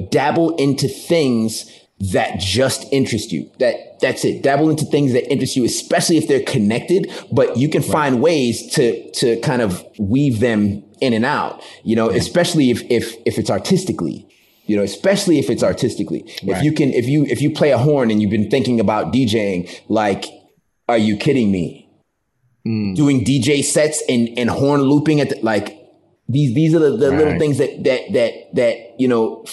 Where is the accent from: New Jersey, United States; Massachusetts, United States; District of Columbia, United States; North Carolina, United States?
Massachusetts, United States; Taunton; moved away; also born or lived in Boston, Massachusetts / New York; I'm from Massachusetts, from a small town called Taunton